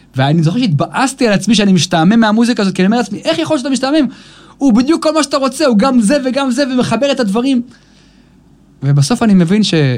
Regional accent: Israel; אני גדלתי באייטיז פה

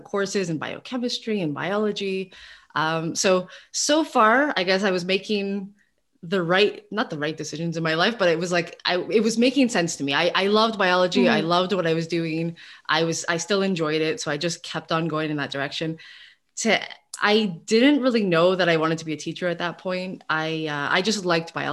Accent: Montreal, Quebec, Canada; I'm originally from Montreal, so I went through the Seja system and I did all my schooling in Montreal

